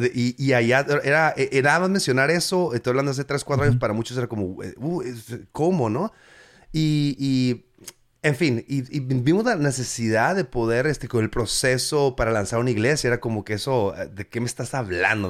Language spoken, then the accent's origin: Spanish; Mexico; now in United States; yo soy mexicano, mexican 100%, ¿me entiendes? O sea, yo, soy, yo crecí allá